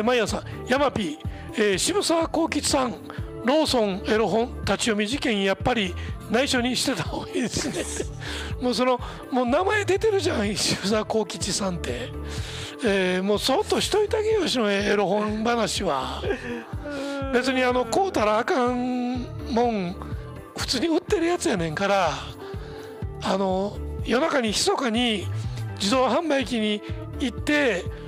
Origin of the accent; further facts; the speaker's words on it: Osaka, Japan; accent: Osaka dialect; 大阪弁で喋ってる